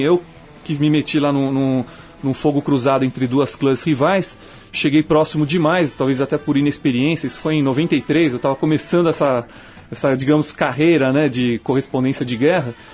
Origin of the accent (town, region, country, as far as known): Brazil; also born or lived in Alaska, United States